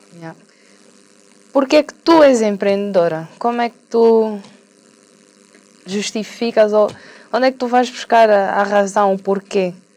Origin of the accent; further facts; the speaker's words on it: Angola; moved away; also born or lived in England; eu quero voltar para Angola e ajudar a reconstruir o meu país